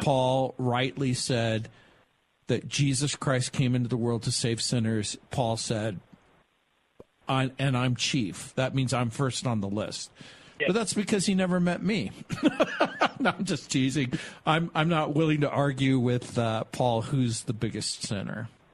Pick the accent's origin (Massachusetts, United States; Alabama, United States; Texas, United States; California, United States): California, United States; Southern; also born or lived in New Orleans, Louisiana, United States / San Francisco, California, United States; I was born in New Orleans, raised in Southern California, went to the University of San Francisco